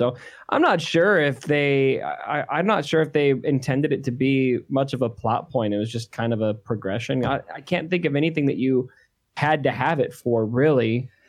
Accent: Arizona, United States; we're both from Arizona.

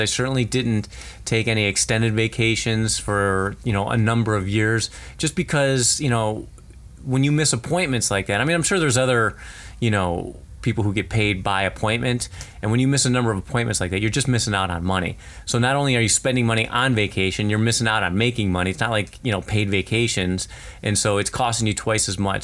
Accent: United States; it's tough being American

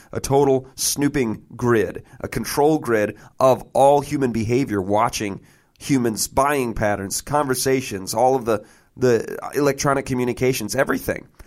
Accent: Michigan, United States; I'm a guy from Michigan

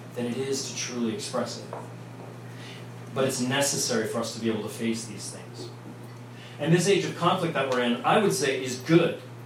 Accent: Vienna, Virginia, United States; accent: New York; also born or lived in New York; I grew up in Vienna

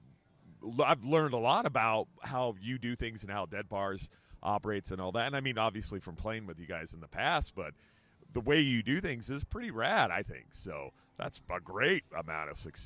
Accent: New Jersey, United States; I'm a South Jersey redneck

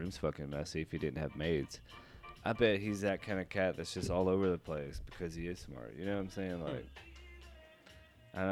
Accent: Nashville, Tennessee, United States; I'm from Tennessee.

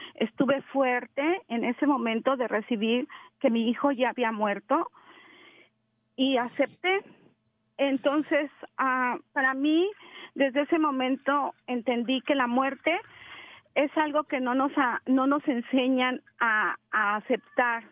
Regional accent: Mexico City, Mexico; moved away; yo soy mexicana, soy de la Ciudad de México

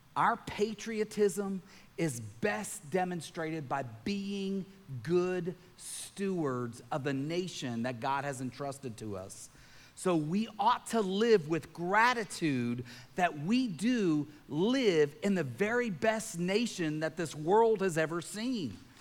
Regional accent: Lewiston, Maine, United States; I was born on February 20th, 1973, in Lewiston, Maine, and I became a citizen of the United States of America

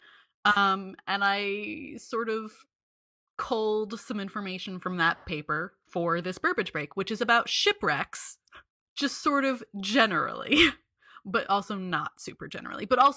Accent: mouth of the Columbia River, Oregon, United States; I grew up on the Columbia River in the great state of Oregon. And at the mouth of the Columbia River where I grew up

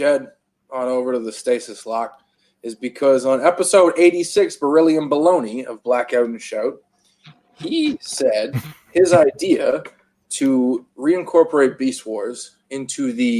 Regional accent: Canada; I'm actually Canadian.

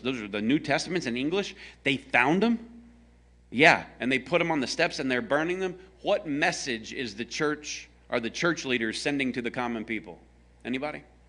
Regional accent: American South, Southern United States, United States; I am a American Southern redneck

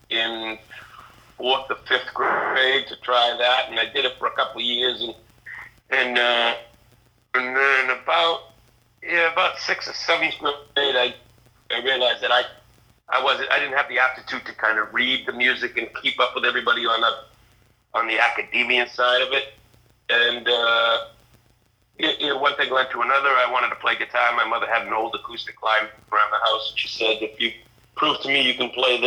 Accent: Kingston, Massachusetts, United States; I grew up about 45 minutes south towards the Cape in Kingston

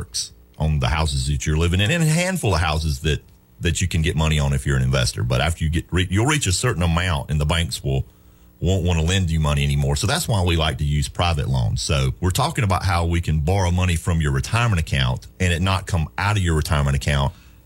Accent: Pacolet, South Carolina, United States; that's my hometown, Packlet

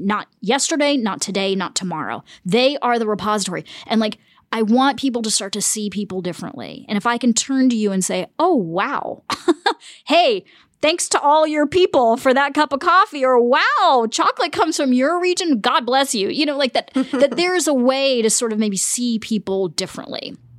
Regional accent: the South, United States; also born or lived in Germany / Punjab, India; I grew up in the United States

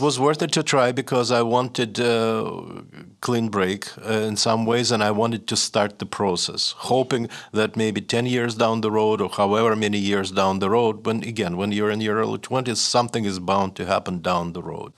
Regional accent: Saint Petersburg, Russia; first language Russian; English is a second language; moved away as an adult; also born or lived in New Hampshire, United States; now in Montreal, Canada; I just had a normal, ordinary, reasonably happy Soviet childhood

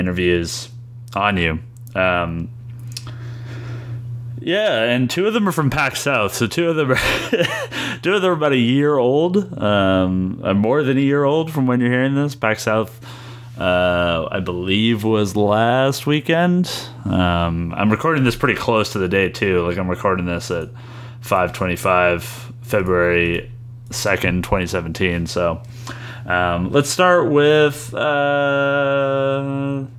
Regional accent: Vancouver, British Columbia, Canada; I'm from Vancouver and went to the Art Institute for like game programming

